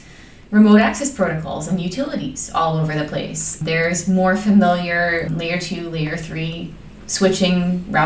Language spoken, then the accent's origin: English; Chicago, Illinois, United States; I'm from Chicago, Illinois, in the United States